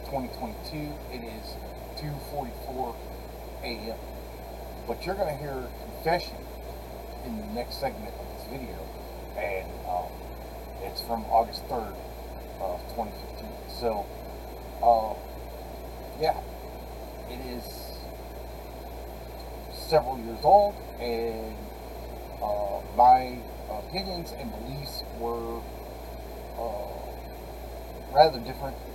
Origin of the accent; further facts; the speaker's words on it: Hannibal, Missouri, United States; Uh, I was born in Hannibal, Missouri on October 26, 1977. I will be 38 years old this year. But I was raised, um, I, I, from the time I was born till about three years of age, I moved three times. Uh, twice I moved uh, in Hannibal, Missouri.